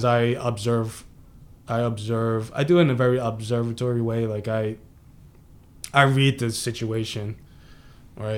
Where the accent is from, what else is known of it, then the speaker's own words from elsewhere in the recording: United States; also born or lived in Cantonese (ancestry) / Lower East Side, Manhattan; I'm Cantonese. My family's Cantonese, but I'm American